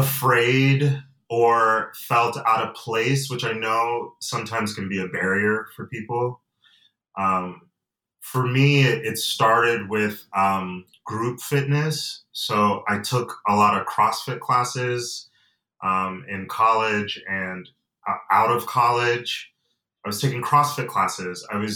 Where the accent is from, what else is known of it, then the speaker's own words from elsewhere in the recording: Atlanta, Georgia, United States; also born or lived in Nigeria; I say that I'm from Nigeria and I'm from Georgia, because I was born in Atlanta. But my family, I come from a family of immigrants, and I have dual citizenship.